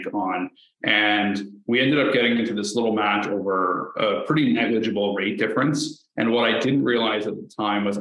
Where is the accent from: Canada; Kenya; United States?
Canada; St. Thomas, Ontario; I'm from St. Thomas, Ontario. It's a small town just outside of London where I live, born and raised there